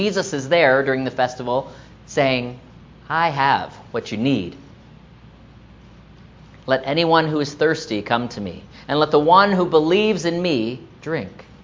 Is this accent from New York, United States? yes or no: no; Delray Beach, Florida, United States; So many of you know I grew up in South Florida. Delray Beach is my hometown, where the summers are hot and muggy.